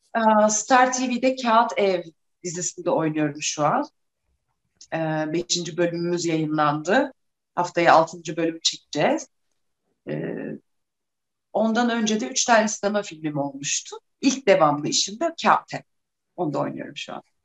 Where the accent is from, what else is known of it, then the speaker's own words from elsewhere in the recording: Trabzon, Turkey; Trabzonluyum, Trabzon Devlet Tiyatrosu'na gidip oyunlar izlerdik. Babamla sık sık beni çocuk oyunlarına götürdü